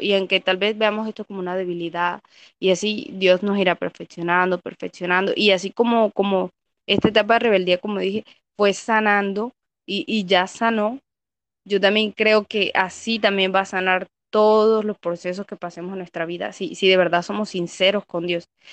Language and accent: Spanish; Caribbean coast, Colombia; soy de Colombia, de la parte de la costa.